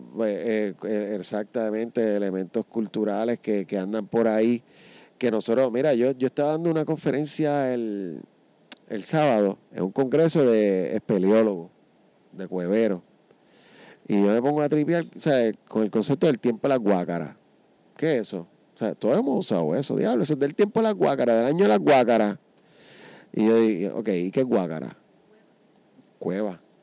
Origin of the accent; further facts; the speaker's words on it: San Juan, Puerto Rico; soy nacido y criado en Río Piedra.